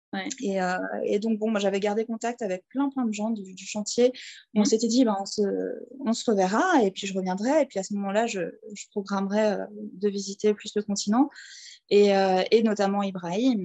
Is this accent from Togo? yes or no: no; southern Alsace, near Mulhouse, Grand Est, France; moved away as an adult; also born or lived in Strasbourg / Scotland / Switzerland; now in Tanzania; je suis française, alsacienne, euh, de souche, hein, du sud de l'Alsace, euh, à côté de Mulhouse